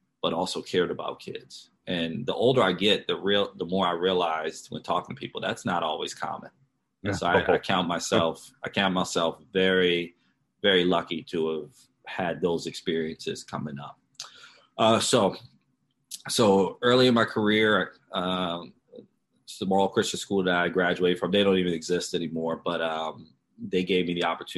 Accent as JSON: {"language": "English", "town": "Baltimore", "region": "Maryland", "country": "United States", "tie": "born or raised there", "said": "I grew up in Baltimore, Maryland"}